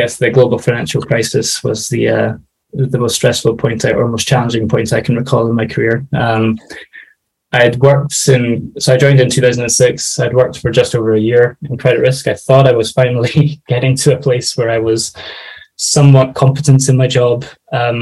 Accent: Scotland, United Kingdom; moved away as an adult; also born or lived in London; I'm originally from Scotland, and so I moved down to London for the job

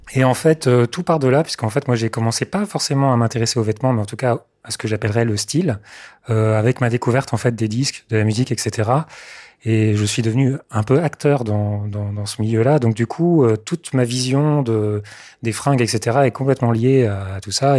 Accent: Mayenne, Pays de la Loire, France; born or raised there; also born or lived in Sarthe

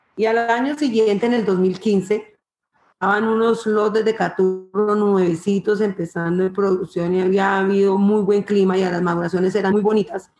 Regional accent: Planadas, Tolima, Colombia; de la Vereda, donde yo nací, donde yo me crié

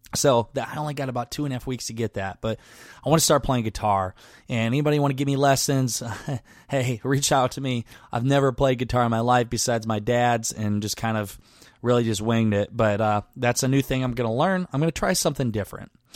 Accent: Garnavillo, Iowa, United States; moved away; my hometown of Garneville, Iowa

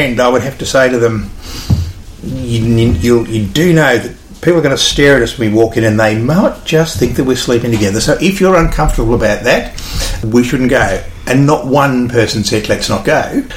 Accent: Lockington, Victoria, Australia; now in Echuca, Australia; I grew up on a dairy farm out west of Lockington

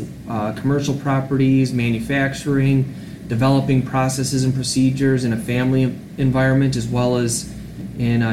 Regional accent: Allen Park, Michigan, United States; also born or lived in Farmington Hills, Michigan; Grew up in Allen Park, Michigan

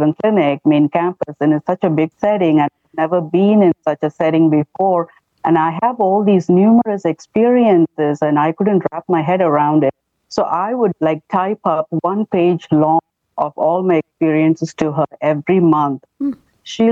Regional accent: India; moved away as an adult; now in United States; I come from India

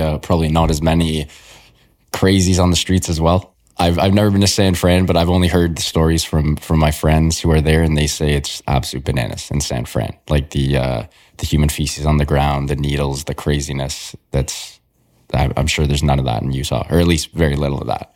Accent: Toronto, Ontario, Canada; I was born and raised in Toronto

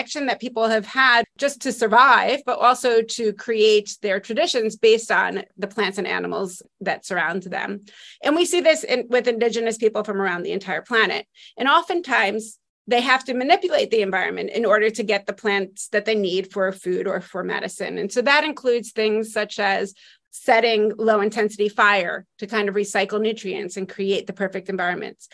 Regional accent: Spring Valley, New York, United States; also born or lived in Lower East Side, Manhattan, New York; now in Cranford, United States; I'm originally from the Lower East Side of Manhattan and then grew up, most of my childhood was spent just north of there in Spring Valley, New York

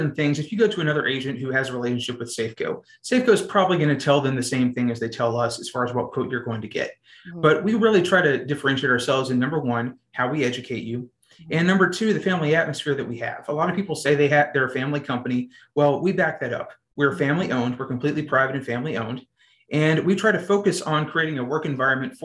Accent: Azle, Texas, United States; moved away as an adult; now in College Station, United States; I'm originally from a small town called Azle, Texas

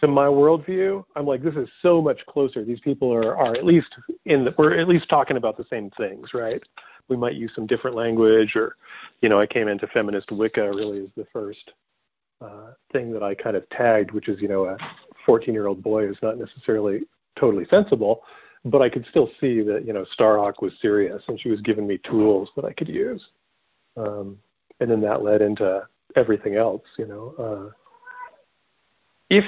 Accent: Contra Costa County, East Bay of San Francisco, California, United States; I grew up in Contra Costa County in the, you know, East Bay of San Francisco

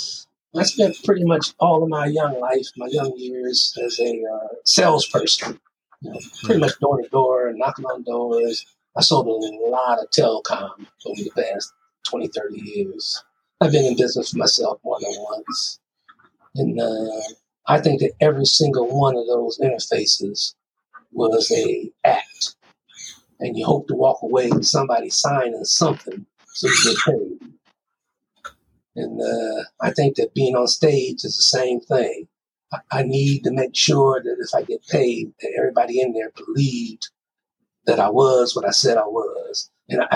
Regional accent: Toledo, Ohio, United States; also born or lived in Chicago; now in North Carolina, United States; I'm from Toledo, Ohio

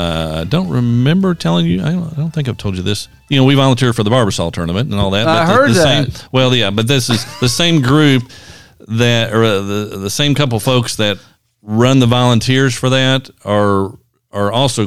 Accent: Central Kentucky, United States; born or raised there

